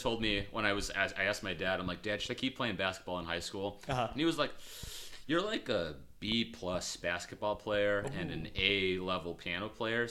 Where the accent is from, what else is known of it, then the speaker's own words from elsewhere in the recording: Chicago, Illinois, United States; growing up in Chicago suburbs and nothing